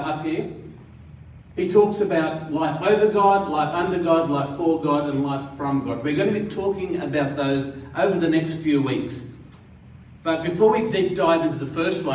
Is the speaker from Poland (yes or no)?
no; Katoomba, New South Wales, Australia; also born or lived in India; I grew up in the Blue Mountains, and I spent 6 years at high school in Katoomba.